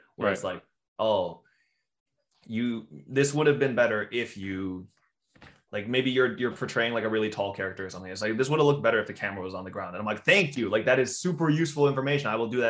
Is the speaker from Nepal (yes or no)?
no; Canada; we're Canadian.